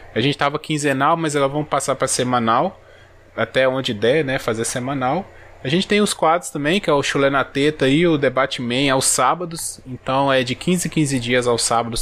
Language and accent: Portuguese; interior of Minas Gerais, Brazil; eu sou do interior de Minas.